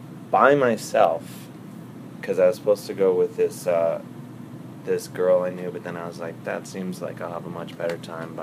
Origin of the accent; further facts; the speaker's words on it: Cleveland, Ohio, United States; I grew up in Cleveland.